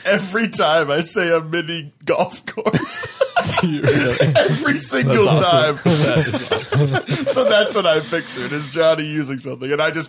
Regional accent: Lake Jackson, Texas, United States; I grew up in Lake Jackson.

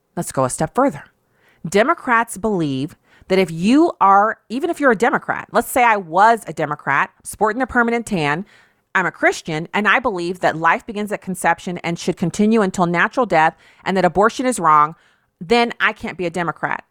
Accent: United States; I was born in this country, as was my father, my father's father, father's father's father, and the same thing on my mother's side

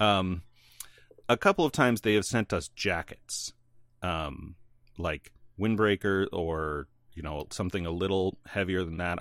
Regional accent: northern Illinois, United States; moved away; also born or lived in North Carolina / northern Indiana; I grew up in Illinois until I wa-, n, in nor-, northern Illinois, like past Chicago, almost Wisconsin

